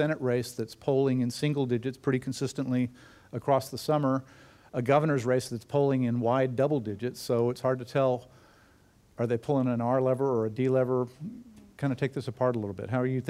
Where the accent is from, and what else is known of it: El Paso, Texas, United States